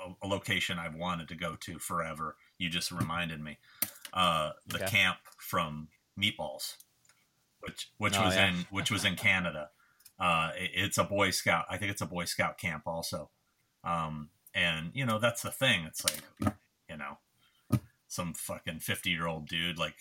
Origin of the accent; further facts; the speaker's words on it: California, United States; I'm from California